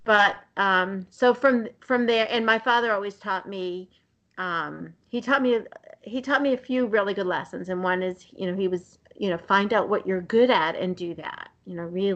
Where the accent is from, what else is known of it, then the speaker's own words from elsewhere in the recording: Somerville, Massachusetts, United States; I grew up in the city in Somerville, and so right outside of Boston